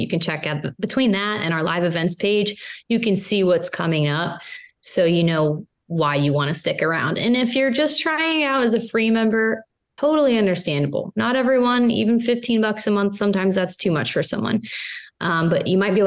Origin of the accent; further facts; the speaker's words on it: Pittsburgh, Pennsylvania, United States; I'm from Pittsburgh. I'm a Pittsburgh girl